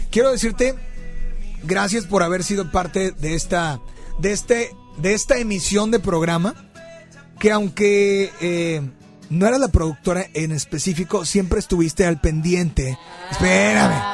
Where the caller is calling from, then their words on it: Guadalupe, Nuevo León, Mexico; De aquí de Guadalupe.